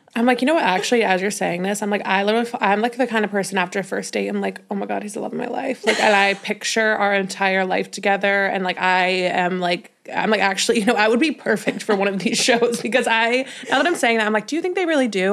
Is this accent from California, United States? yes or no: no; Denver, Colorado, United States; moved away as an adult; also born or lived in Los Angeles; now in New York City, United States; I'm from Denver, Colorado